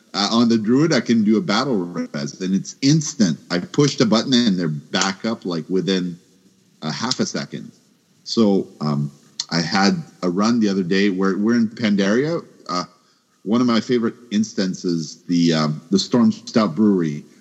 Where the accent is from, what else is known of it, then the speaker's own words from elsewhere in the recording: Canada; I'm Canadian